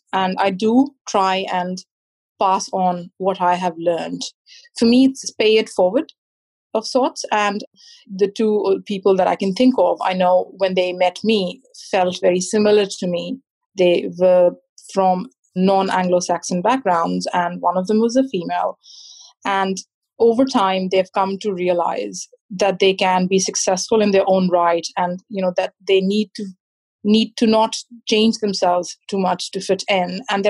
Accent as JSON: {"language": "English", "country": "New Zealand", "said": "I responded saying, no, I'm not, I'm a Kiwi, which was my way of saying that I am a citizen and I belong."}